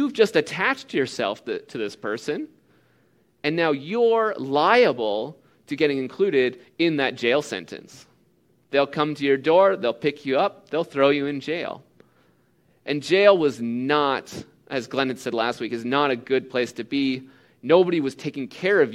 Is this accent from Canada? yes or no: yes; Canada; as a Canadian